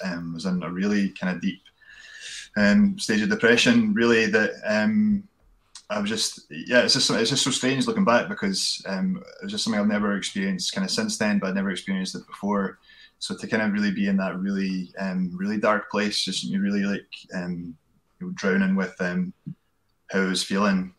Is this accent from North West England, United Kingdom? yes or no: no; Glenrothes, Scotland, United Kingdom; also born or lived in Kirkcaldy / Perth / Stirling; born in Kirkcaldy and grew up in Glenrothes